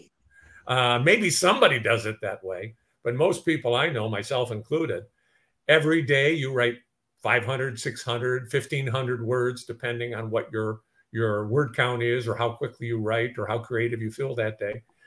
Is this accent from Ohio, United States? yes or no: no; Detroit, Michigan, United States; I grew up in Detroit.